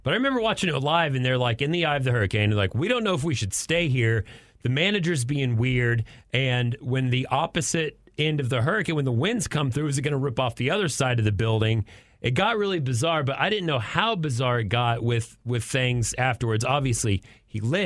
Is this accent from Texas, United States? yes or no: yes; Amarillo, Texas, United States; now in Austin, United States; I grew up in Tornado Alley in Amarillo